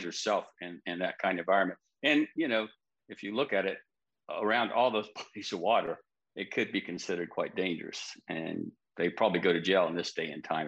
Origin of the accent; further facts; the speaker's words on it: Orlando, Florida, United States; I grew up in Central Florida, down by the it was a Navy base at the time I was growing up. Now it's known as Baldwin Park